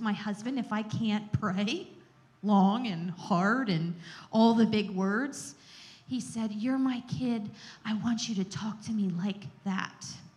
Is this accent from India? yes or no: no; Gettysburg, Pennsylvania, United States; growing up in the Gettysburg area